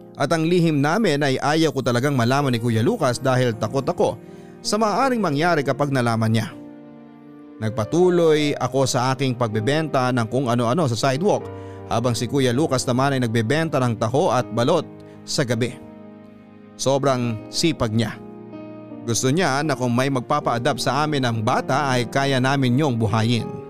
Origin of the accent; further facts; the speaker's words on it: Philippines; Bilang Pilipino